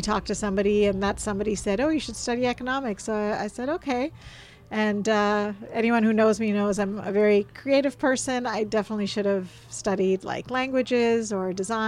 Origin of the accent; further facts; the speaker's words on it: Newfoundland and Labrador, Canada; also born or lived in India / Boston; now in Toronto, Canada; My parents moved over and I grew up there.